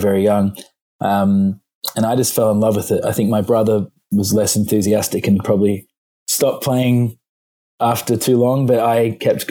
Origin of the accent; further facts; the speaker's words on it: Melbourne, Victoria, Australia; moved away as an adult; also born or lived in England / London; now in United States; we did school in Australia, and very much, you can hear in my voice probably